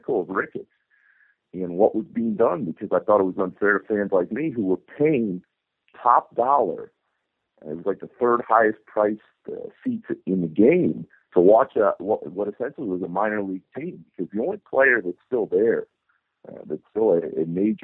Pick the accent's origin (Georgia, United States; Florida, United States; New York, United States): Florida, United States; Orlando; now in Chicago, United States; I grew up in Orlando, Florida.